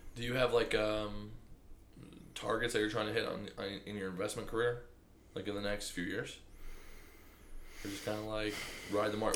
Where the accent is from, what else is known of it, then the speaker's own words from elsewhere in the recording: Michigan, United States; I'm Michigan